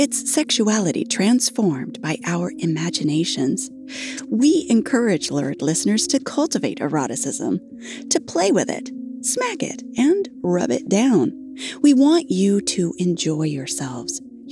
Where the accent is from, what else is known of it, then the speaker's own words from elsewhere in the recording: United States; I'm American